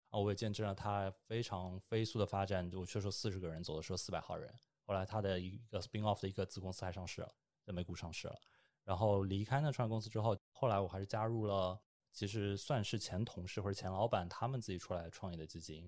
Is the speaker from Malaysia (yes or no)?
no; Shanghai, China; moved away as an adult; now in Beijing, China; 我是上海人